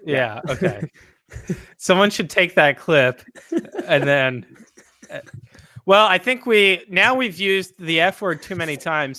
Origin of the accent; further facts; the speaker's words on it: France; moved away; I come from France